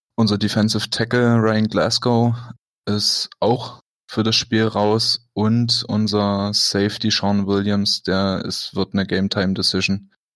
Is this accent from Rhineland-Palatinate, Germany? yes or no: no; Dresden, Saxony, Germany; now in Berlin, Germany; komme ursprünglich aus Dresden.